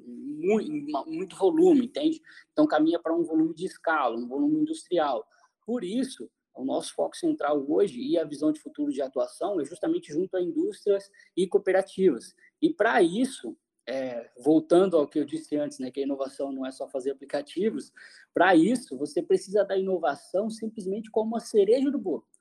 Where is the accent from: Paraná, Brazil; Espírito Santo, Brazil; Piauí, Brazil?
Paraná, Brazil; Cascavel; also born or lived in Assis Chateaubriand (uncertain ASR); sou de Cascavel